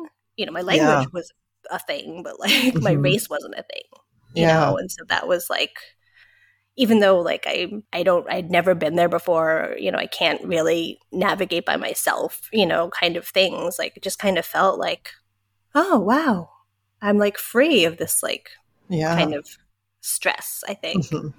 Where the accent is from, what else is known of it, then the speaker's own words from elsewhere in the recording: United States; And it's like, but I'm American. It's like, well, you don't look American, you know?